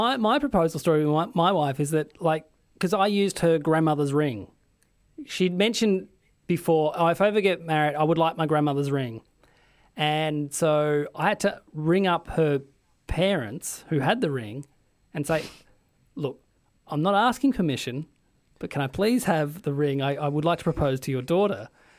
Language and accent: English; Tasmania, Australia; I grew up in Tassie